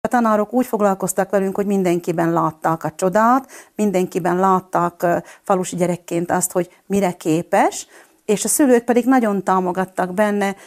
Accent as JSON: {"language": "Hungarian", "country": "Slovakia", "tie": "born or raised there", "also_born_or_lived": "Budapest", "accent": "Palóc", "lives_now": "Fiľakovo, Slovakia", "said": "én egy kis faluból Csalkanyha az arról származom"}